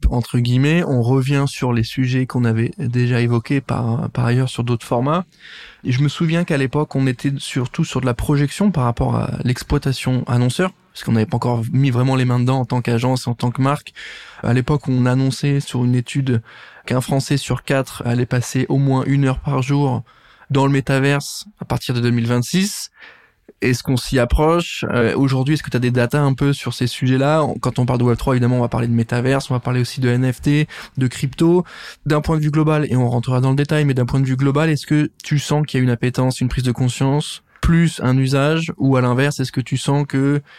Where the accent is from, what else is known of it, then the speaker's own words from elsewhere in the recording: Nancy, Grand Est, France; T'as bien dit Nancy? Ouais. Ok, parce que c'est là d'où je viens